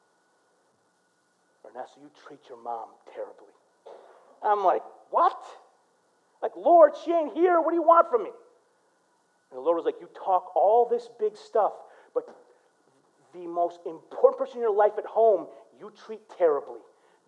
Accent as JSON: {"language": "English", "town": "Flint", "region": "Michigan", "country": "United States", "tie": "born or raised there", "said": "I grew up in Flint"}